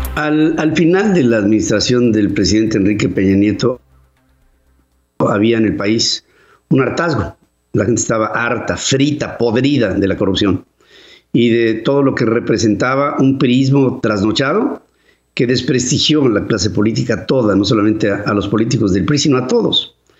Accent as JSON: {"language": "Spanish", "country": "Mexico"}